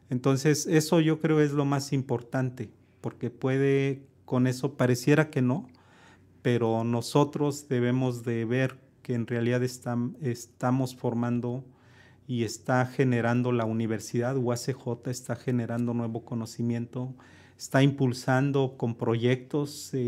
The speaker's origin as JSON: {"language": "Spanish", "country": "Mexico", "said": "Creo que no tenemos esa parte como mexicanos, ¿no?"}